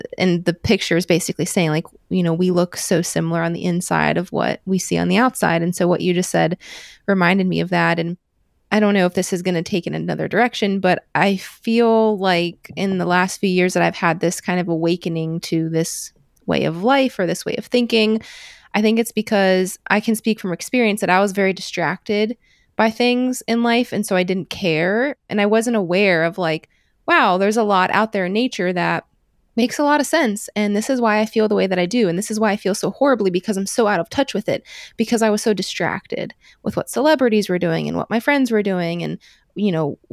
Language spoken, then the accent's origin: English; Midwest, United States; growing up in the Midwest